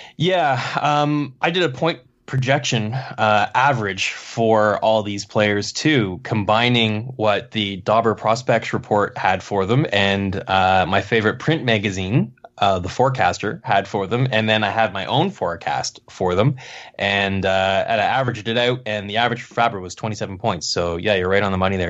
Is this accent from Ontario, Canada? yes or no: yes; Kingston, Ontario, Canada; I was seeing Frontenac's games in my hometown